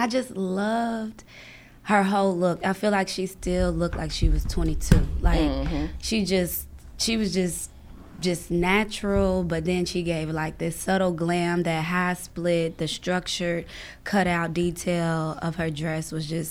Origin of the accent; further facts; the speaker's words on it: Louisville, Kentucky, United States; also born or lived in Harlem, New York; now in New York, United States; I'm from Kentucky, Louisville, Kentucky